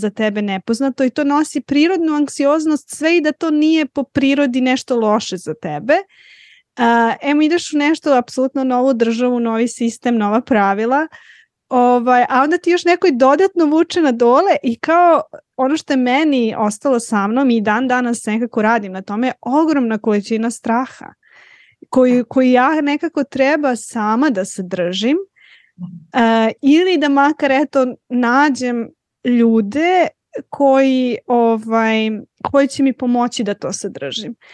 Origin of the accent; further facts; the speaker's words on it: Aleksandrovac, Serbia; also born or lived in Belgrade / Switzerland; Prvo iz Aleksandrovcu za Beograd, pa sam onda otišla iz Beograda za doktorat. Ja sam otišla iz Beograda um, na, uh, na doktorat takođe u Švajcarsku